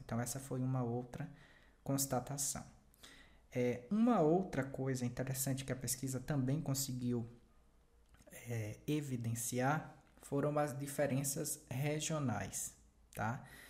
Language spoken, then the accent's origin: Portuguese; Bahia, Brazil; no Nordeste, né, que é a região é, que eu pertenço, né, eu sou baiano